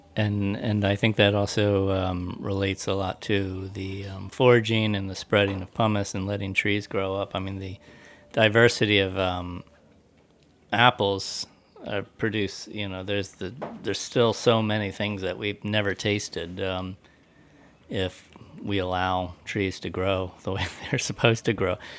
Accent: United States; moved away; I grew up near West Virginia

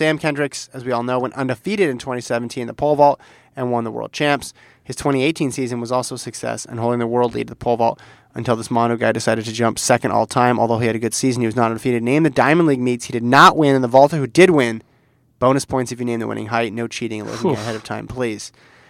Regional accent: England, United Kingdom; now in Shetland, United Kingdom; Here's where I have to confess that I'm actually … from England, but now in Shetland.

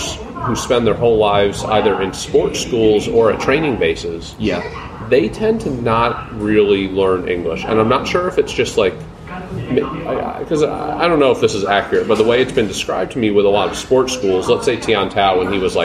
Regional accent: United States; as an American

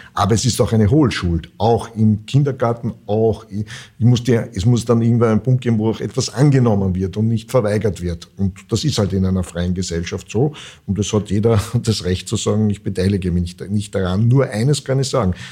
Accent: Vienna, Austria; ich bin ja Wiener

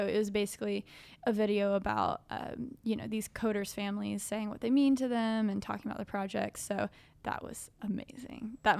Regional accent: New York, United States; Yeah. I'm from New York. We can hang out.

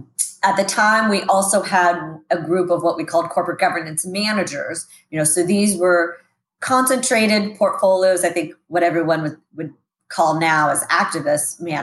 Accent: Sacramento, California, United States; Actually, grew up right here in Sacramento, homegrown here. Moved around a lot as a kid, but always seemed to come back to Sacramento.

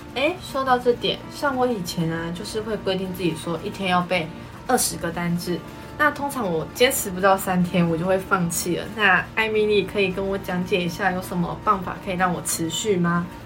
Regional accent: New Taipei, Taiwan; 我来自于新北市的树林区

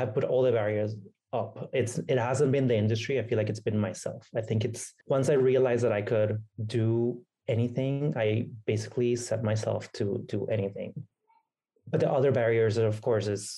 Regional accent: Venezuela; first language Spanish; English is a second language; moved away; I grew up in a Latin country with a mixed family. My dad is Venezuelan. My mom is Hungarian.

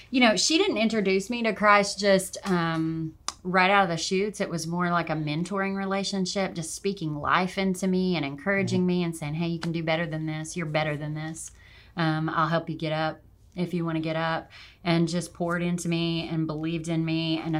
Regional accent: Arkansas, United States; also born or lived in Oregon / Montana; Well, um, I am mostly from Arkansas. Um, I I was a traveling kid and spent quite a bit of time out on the West Coast um, in Oregon and did a stint in Montana for a little bit, but mostly from Arkansas.

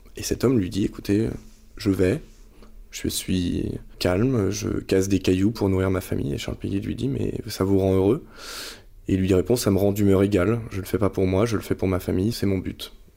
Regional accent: Nantes, Pays de la Loire, France; moved away as an adult; also born or lived in Reims / Paris; je suis nantais à l'origine

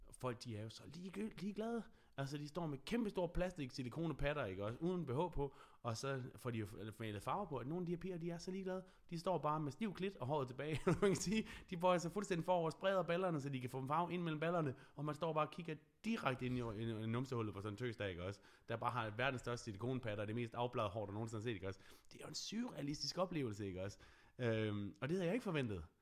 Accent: Thisted, North Denmark Region, Denmark; also born or lived in Aalborg, Denmark; Jeg er kæmpe nordjyde

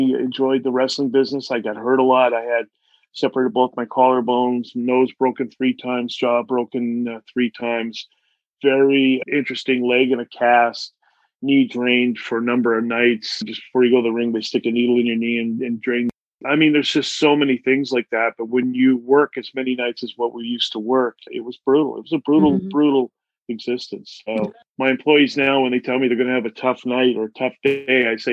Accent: Canada; I grew up on welfare in Canada

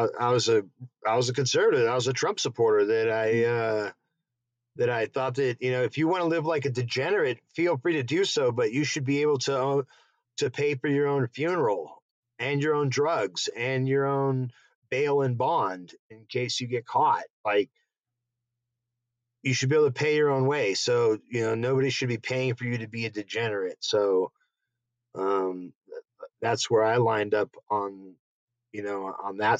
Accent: Denver, Colorado, United States; not even from the South. I was born in Denver.

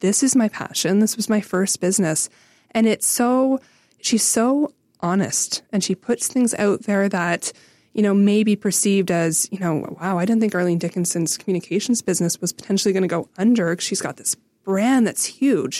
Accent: Renfrew, Ontario, Canada; I grew up in Renfrew

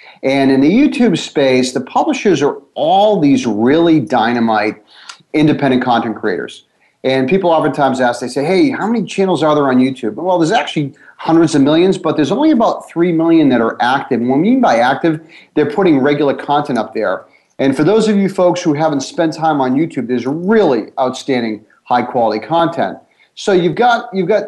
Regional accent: Boston, Massachusetts, United States; I'm from Boston

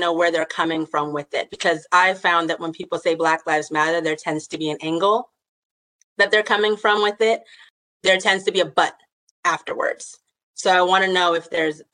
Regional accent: the South, United States; I grew up in the South

